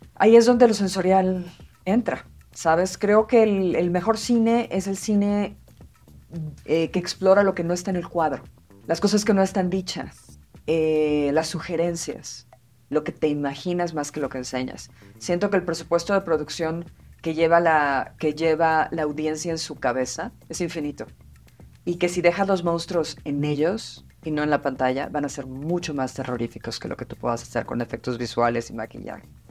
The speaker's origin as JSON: {"language": "Spanish", "region": "Mexico City", "country": "Mexico", "tie": "born or raised there", "said": "yo crecí en Tlatelolco"}